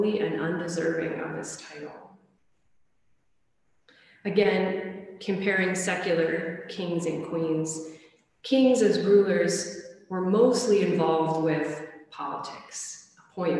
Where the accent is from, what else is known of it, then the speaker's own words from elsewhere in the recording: United States; especially as an American